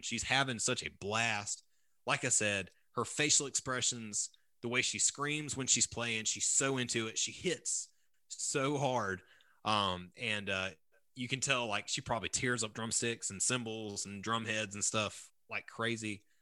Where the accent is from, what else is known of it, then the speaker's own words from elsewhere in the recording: Bishopville, South Carolina, United States; I grew up in Lee County. Um, I grew up in Bishopville